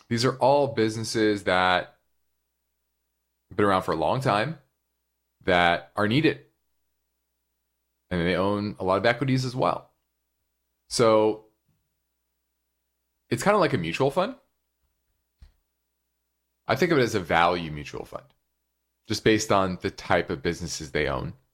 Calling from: North Carolina, United States

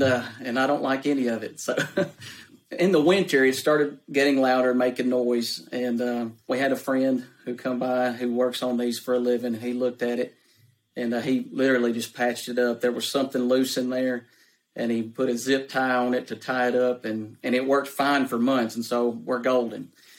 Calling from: Pulaski, Tennessee, United States; I'm calling from Pulaski, Tennessee, which is close to Huntsville, Alabama.

